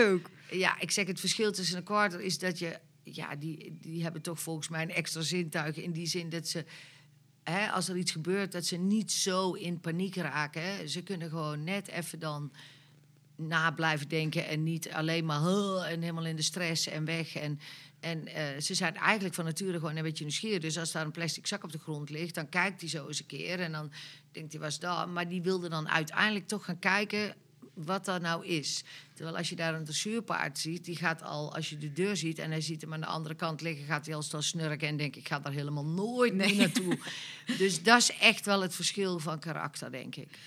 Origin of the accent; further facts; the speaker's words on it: North Brabant, Netherlands; wij zijn Brabanders